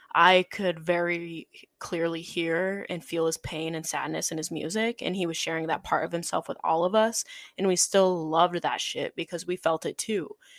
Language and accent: English; South Dakota, United States; moved away as an adult; now in Chicago, United States; the way I grew up in South Dakota